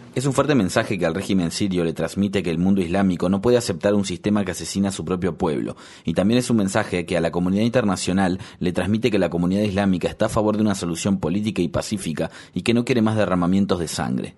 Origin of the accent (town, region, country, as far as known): Ecuador